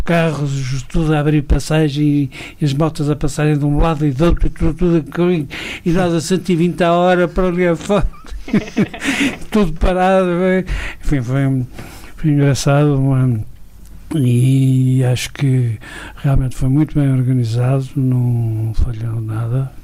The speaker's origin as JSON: {"language": "Portuguese", "region": "Douro", "country": "Portugal", "also_born_or_lived": "France", "said": "sou do Douro, sempre f, trabalhei aqui"}